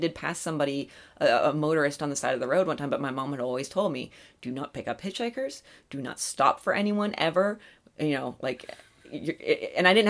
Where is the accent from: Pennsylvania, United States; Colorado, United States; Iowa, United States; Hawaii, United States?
Pennsylvania, United States; near Allegheny National Forest; moved away; my hometown is basically in the woods. It's surrounded by a national forest